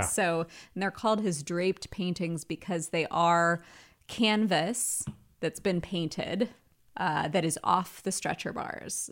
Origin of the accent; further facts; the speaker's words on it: the South, United States; I grew up in the South